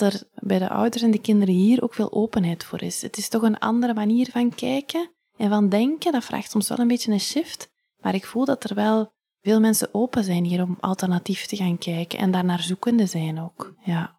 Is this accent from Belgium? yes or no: yes; Ghent, Flanders, Belgium; also born or lived in Leuven; now in Hoegaarden, Belgium; ik ben van Gent